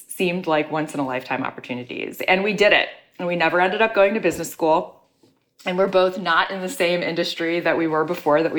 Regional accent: Chicago, Illinois, United States; moved away as an adult; also born or lived in New York City; now in Chicago, United States; my hometown of Chicago

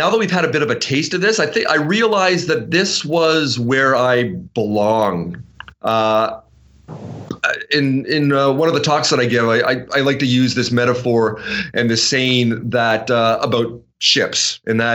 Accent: Vancouver, British Columbia, Canada; we're from Vancouver

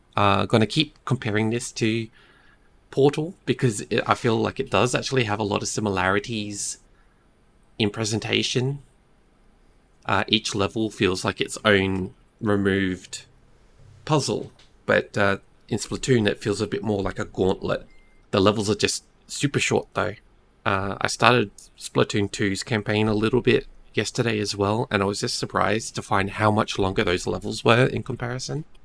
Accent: Australia; Being Australian

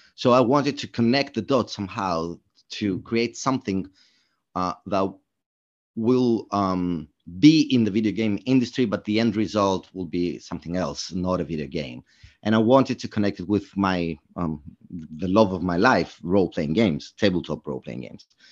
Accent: Greece; moved away as an adult; now in London, United Kingdom; I'm originally from Greece

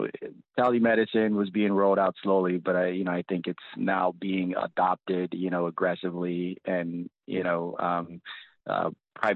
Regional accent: Compton, California, United States; born or raised there; also born or lived in Nigeria; now in Washington, United States

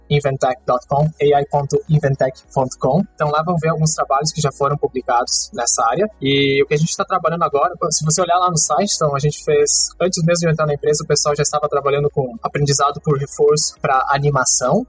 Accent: São Miguel do Oeste, Santa Catarina, Brazil; moved away as an adult; also born or lived in Santa Maria, Rio Grande do Sul; now in Taiwan; eu sou natural de Santa Catarina, no, no Brasil, de uma cidade pequena bem no, no oeste de Santa Catarina, chamada São Miguel do Oeste

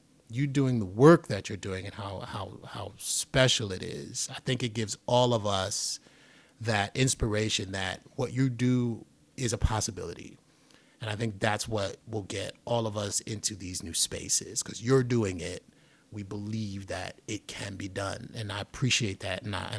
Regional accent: Bronx, New York, United States; Growing up in the Bronx and seeing Flash, as I talked about in the beginning, jack into the streetlights for power to power on his turntables, I didn't think that was a big deal.

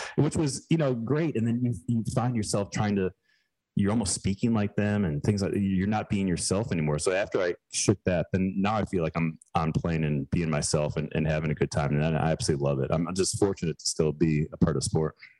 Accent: Chicago suburbs, Illinois, United States; moved away as an adult; also born or lived in Girona, Spain; now in Greenville, United States; we moved back to where my wife and I uh, both grew up in Chicago burbs

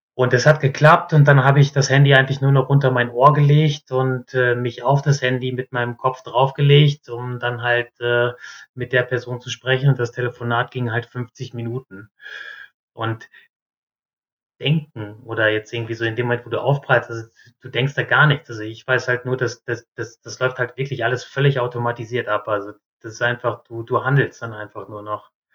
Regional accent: North Rhine-Westphalia, Germany; moved away as an adult; also born or lived in southern Germany; bei uns in Nordrhein-Westfalen

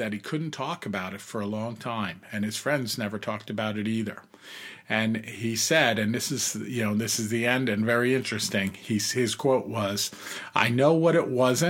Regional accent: New York, United States; moved away as an adult; also born or lived in Pacific Northwest / Arizona; we're both born and raised in New York, out on Long Island. And I, because of my career, ended up just moving away many years ago and living in all different parts around the U.S., you know, in the Pacific Northwest, which I love, and also in Arizona

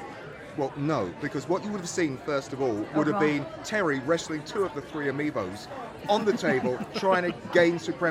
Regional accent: United Kingdom; I'm British.

